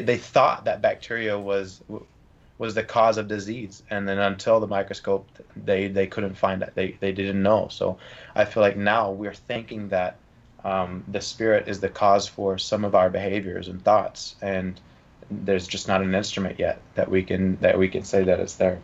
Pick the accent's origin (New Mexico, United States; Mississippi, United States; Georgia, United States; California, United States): Georgia, United States; I'm from Georgia